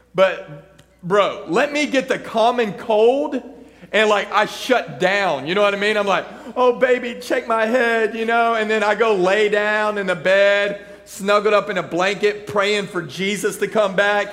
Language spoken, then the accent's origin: English; Texas, United States; I grew up in Texas. I grew up in the country